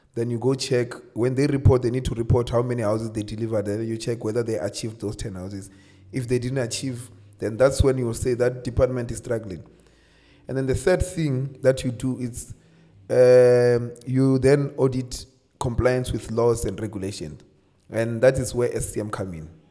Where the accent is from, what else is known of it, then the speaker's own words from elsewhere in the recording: Limpopo, South Africa; also born or lived in Polokwane; I'm from Limpopo. Uh, I grew up from a small village called Madombija.